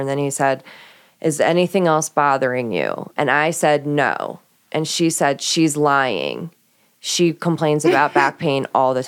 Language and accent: English; Baltimore, Maryland, United States; moved away; also born or lived in Florida; I'm from Baltimore